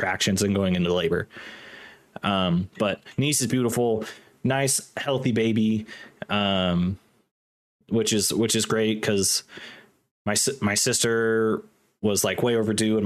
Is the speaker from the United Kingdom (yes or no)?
no; Washington, United States; now in Utah, United States; I come from Washington State. I currently live in Utah